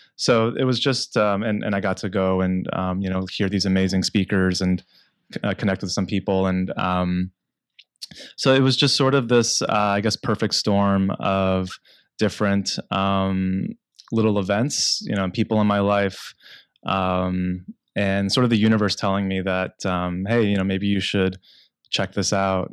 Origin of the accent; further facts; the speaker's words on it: San Diego, California, United States; I grew up in San Diego